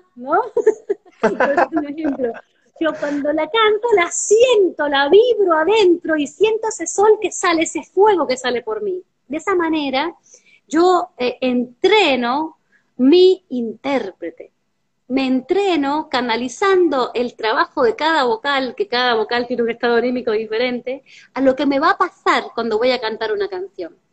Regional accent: Cuba; now in Argentina; Representaba a la escuela, representaba a mi municipio, representaba a mi país, a Cuba. Soy cubana

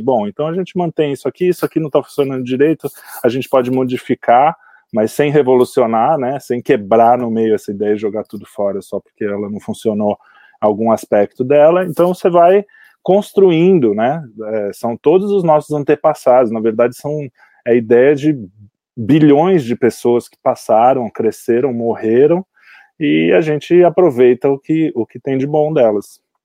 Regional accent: Santos, São Paulo, Brazil; eu sou de Santos

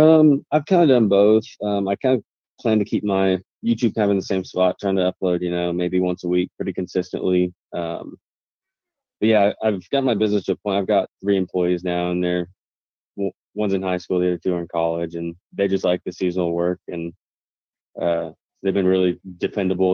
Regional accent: Wichita, Kansas, United States; where I'm from, I'm from Wichita, Kansas

